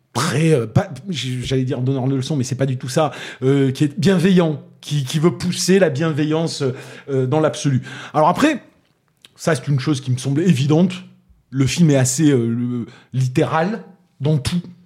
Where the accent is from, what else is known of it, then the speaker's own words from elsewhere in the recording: Toulouse, Occitania, France; accent: Toulousain; mon accent toulousain